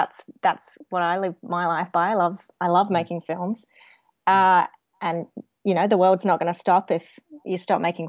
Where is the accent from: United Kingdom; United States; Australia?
Australia; Adelaide, South Australia; I grew up around Woodville West, but first family home was in Birkenhead, so that's in the Port Adelaide area.